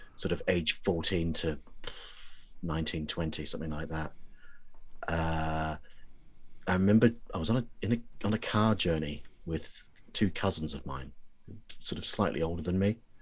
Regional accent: New Zealand; I grew up in New Zealand

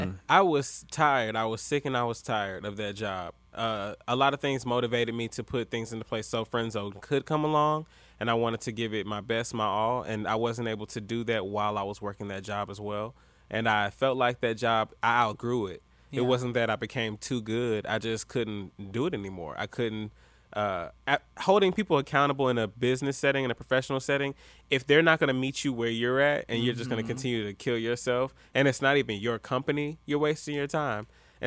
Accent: the South, United States; And me being a Southerner, hospitality is instilled in me.

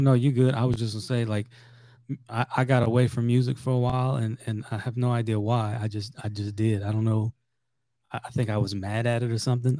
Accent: South Louisiana, United States; I'm from, I'm from South Louisiana originally

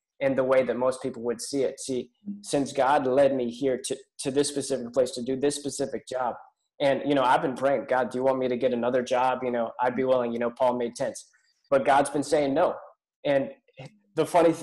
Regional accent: Pittsburgh, Pennsylvania, United States; moved away as an adult; now in Albemarle, United States; I'm originally from Pittsburgh

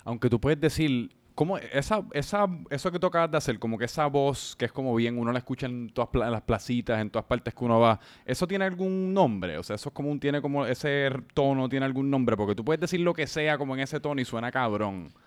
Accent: San Juan, Puerto Rico; yo también soy de Santurce

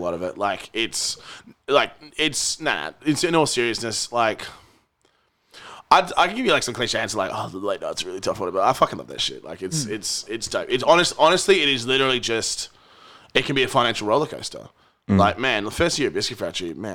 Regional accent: Perth, Western Australia, Australia; moved away as an adult; I left when I was like by the time I was 21 from Perth

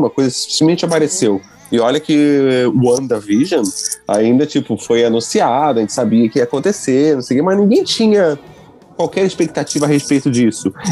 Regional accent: Rio de Janeiro, Brazil; also born or lived in Santa Catarina; now in Portugal; eu morei muito tempo no Rio de Janeiro, eu nasci lá e mudei para Santa Catarina, Santa Catarina e meu sotaque mudou.

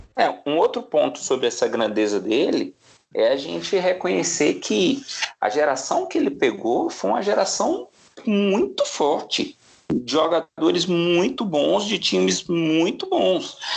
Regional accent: Brazil; enquanto brasileiro

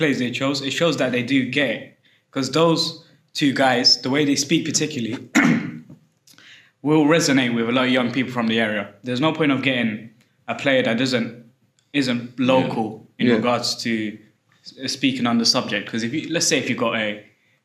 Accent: London, United Kingdom; I'm from West London myself, but not that part

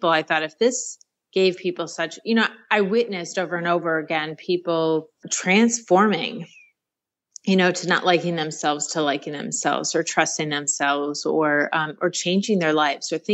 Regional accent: Rochester, New York, United States; I grew up, born and raised in Rochester, New York.

